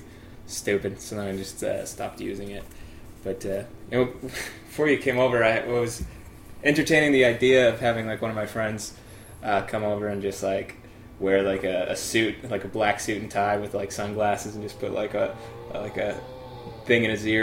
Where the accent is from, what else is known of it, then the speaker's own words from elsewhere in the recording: United States; growing up in America and going to school, you know, we learn all about the American Revolution